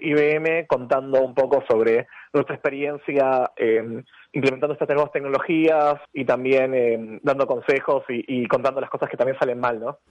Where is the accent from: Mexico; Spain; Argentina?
Argentina